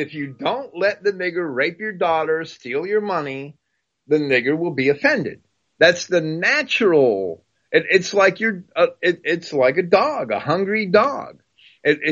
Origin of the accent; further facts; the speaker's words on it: United States; a kid growing up in New Jersey and New York